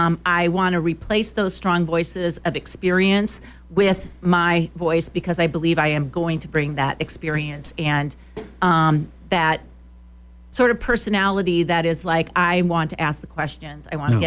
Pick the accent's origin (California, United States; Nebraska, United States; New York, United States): Nebraska, United States; Elkhorn; also born or lived in Morocco; now in Lincoln, United States; Well, I grew up in Nebraska outside Omaha in Elkhorn. I came to Lincoln as an undergraduate degree seeker when I was 18